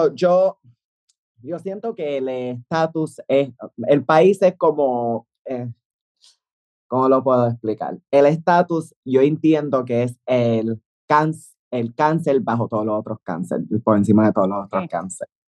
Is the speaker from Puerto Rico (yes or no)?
yes; Puerto Rico; yo amo mi país, ah, amo mi país. Eh, sí, soy ciudadana americana